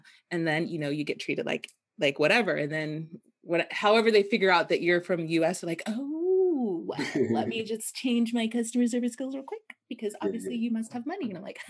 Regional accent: United States; Yes, that is definitely a privilege of being American. I've seen that shift like instantaneously because I'm Black, obviously.

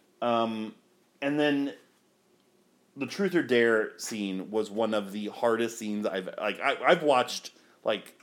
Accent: Florida, United States; also born or lived in Ohio; I moved to Florida from Ohio in, February. So I was only in elementary school

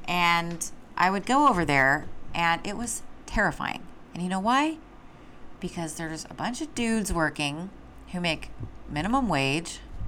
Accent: Austin, Texas, United States; I grew up in Austin, Texas

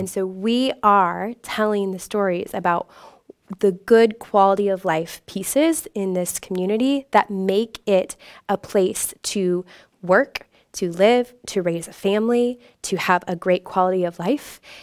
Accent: Indianapolis, Indiana, United States; moved away as an adult; I was from the Indianapolis area

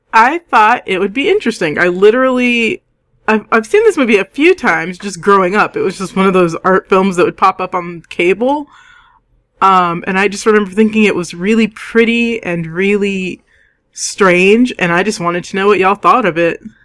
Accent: United States; as an American

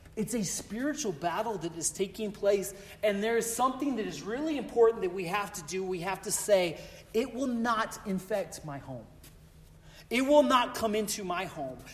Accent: Colorado, United States; I grew up in Colorado

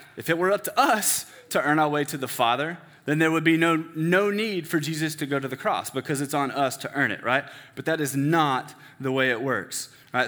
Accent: Denton, Texas, United States; I grew up in First Baptist Church, Denton

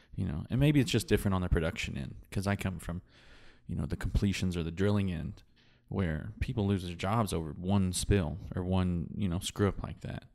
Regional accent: West Texas, United States; I grew up here in West Texas

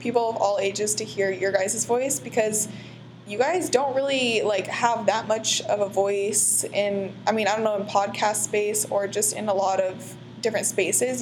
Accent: Portland, United States; moved away as an adult; also born or lived in California; we're all from Portland

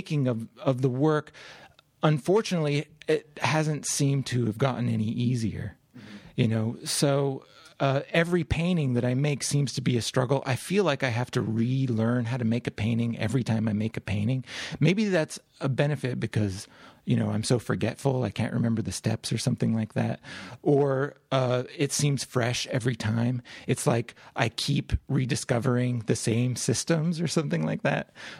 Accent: Utah, United States; also born or lived in Louisiana; I grew up in the West. I grew up in Utah.

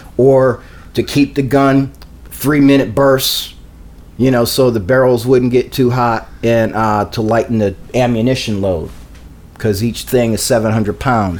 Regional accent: Canada; I'm not from the United States. I'm from Canada, and we don't have the same racial division.

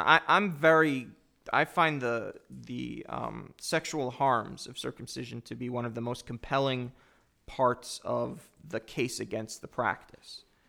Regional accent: United States; I'm both Jewish and an American

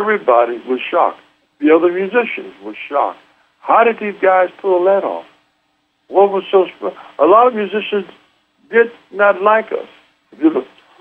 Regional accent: Southeast Texas, United States; moved away; also born or lived in Los Angeles; we're from Southeast Texas

